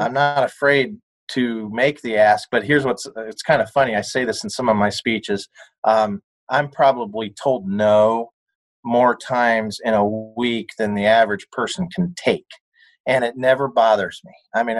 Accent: Peoria, Illinois, United States; born or raised there

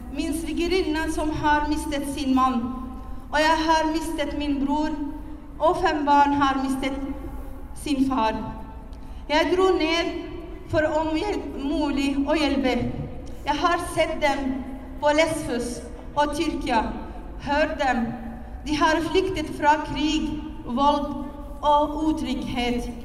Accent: Syria; now in Norway; jeg kommer fra Syria

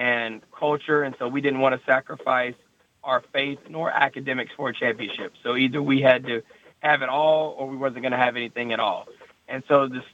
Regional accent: Thomasville, Georgia, United States; moved away as an adult; also born or lived in Rome, Georgia / Melbourne, Florida; I'm originally from Thomasville, Georgia. So it's just north of Tallahassee, Florida. So I grew up in South Georgia

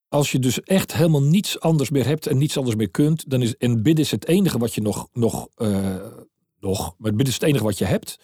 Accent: Netherlands; now in Maastricht, Netherlands; ik als Hollander

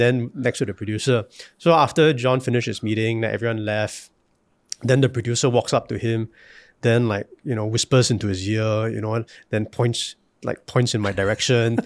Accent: Singapore; moved away; as a Singaporean

